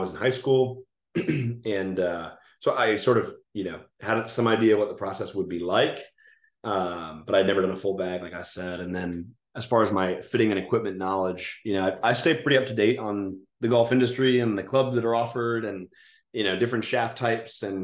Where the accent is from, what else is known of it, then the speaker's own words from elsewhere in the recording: near Philadelphia, Pennsylvania, United States; moved away as an adult; now in Charlotte, United States; near where I grew up in Pennsylvania